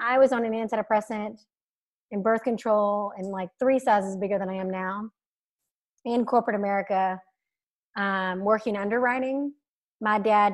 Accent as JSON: {"language": "English", "region": "Alabama", "country": "United States", "tie": "born or raised there", "said": "I grew up in Alabama"}